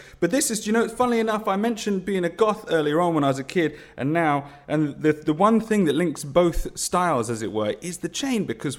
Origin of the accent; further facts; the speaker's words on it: Guildford, South East England, United Kingdom; I grew up in the home counties in Leafy Guildford.